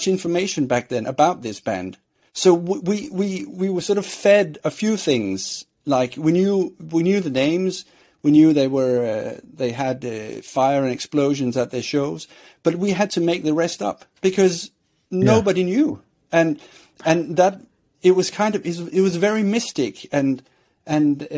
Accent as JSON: {"language": "English", "country": "Sweden", "tie": "born or raised there", "said": "I grew up in Sweden"}